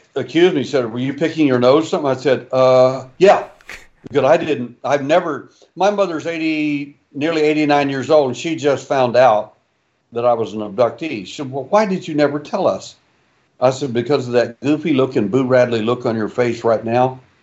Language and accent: English; Texas, United States; I was born in Texas